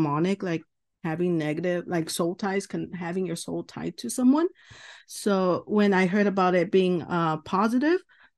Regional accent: California, United States; I'm from California, a little nervous.

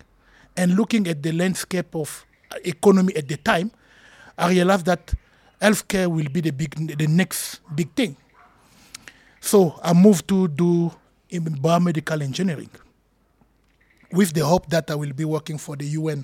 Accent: Pointe-Noire, Republic of the Congo; now in South Africa; I'm born in Congo Brazzaville

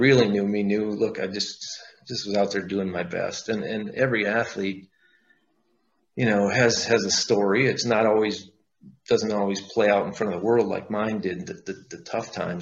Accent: Wisconsin, United States; moved away as an adult; we're from Wisconsin. You know, I'm not there anymore, but that's where I grew up and lived most of my life

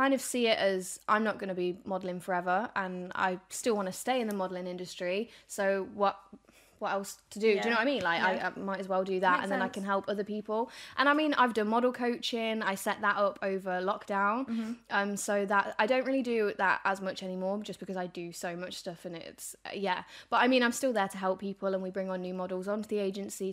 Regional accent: Birmingham, West Midlands, United Kingdom; we're from Birmingham

